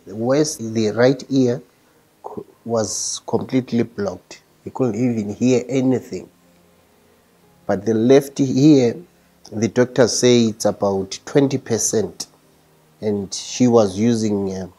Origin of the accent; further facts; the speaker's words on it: Bulawayo, Zimbabwe; I come from Zimbabwe, from Bulawayo.